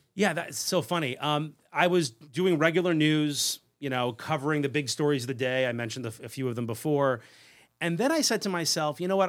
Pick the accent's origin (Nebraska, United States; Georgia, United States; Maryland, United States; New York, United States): New York, United States; Long Island; I grew up on Long Island, so regular suburban kid.